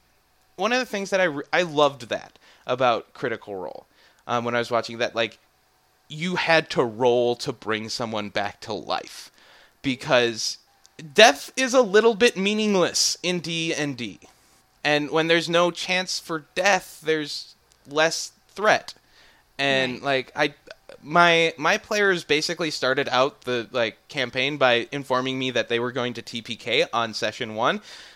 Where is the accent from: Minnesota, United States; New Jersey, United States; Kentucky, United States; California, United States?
Minnesota, United States; I'm from Northern Minnesota. I'm from the place that sets the records lows for the continental US.